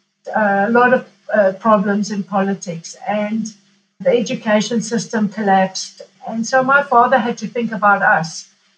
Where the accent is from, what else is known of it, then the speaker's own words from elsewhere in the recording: Kilimanjaro, Tanzania; born there; Okay, I was born in Africa, in Tanzania or Tanzania, depending how it's pronounced, in a small town between the mountain of Kilimanjaro, which obviously is world famous, and a smaller sister mountain called Mount Meru.